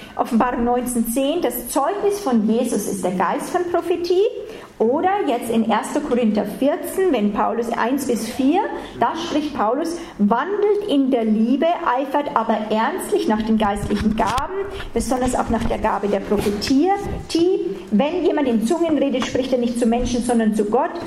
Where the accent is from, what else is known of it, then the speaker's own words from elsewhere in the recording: Germany; für uns nicht so wohlanständig, oft als Deutsche